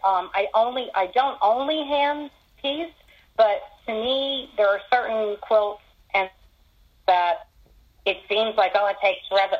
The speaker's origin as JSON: {"language": "English", "area": "Philadelphia area", "region": "Pennsylvania", "country": "United States", "moved": "yes", "lives_now": "Charlotte, United States", "said": "in my husband's family, we're from Pennsylvania originally, in Philadelphia area."}